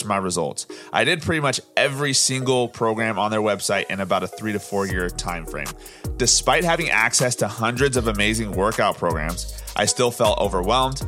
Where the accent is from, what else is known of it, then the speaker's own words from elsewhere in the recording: Orange County, California, United States; I'm from Orange County, California, born and raised